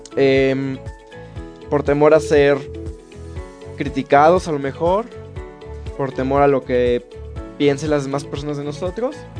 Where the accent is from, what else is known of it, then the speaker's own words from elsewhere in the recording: Pachuca, Hidalgo, Mexico; moved away as an adult; now in Querétaro, Mexico; yo soy de Pachuca, Hidalgo. Entonces, bueno, hace 8 años es que me vine a esta ciudad. Me vine por el estudio